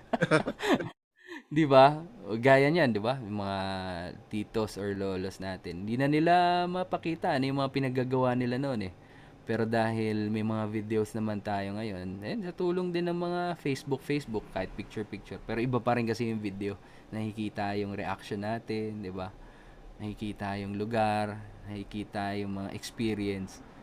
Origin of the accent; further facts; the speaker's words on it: Tagaytay, Calabarzon, Philippines; taga Tagaytay kami. Malayo naman kami sa Manila.